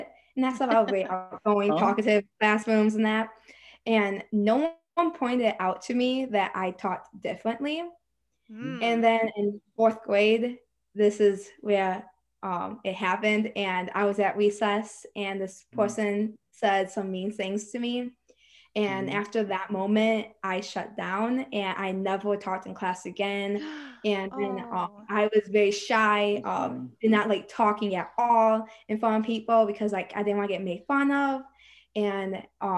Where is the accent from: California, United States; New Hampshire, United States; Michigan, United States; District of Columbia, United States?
Michigan, United States; I'm from Michigan